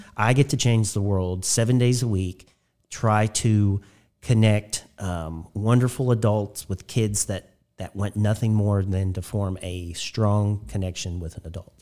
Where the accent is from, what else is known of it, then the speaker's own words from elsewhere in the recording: Spencer County, Indiana, United States; I grew up in Spencer County for the first eighteen years of my life.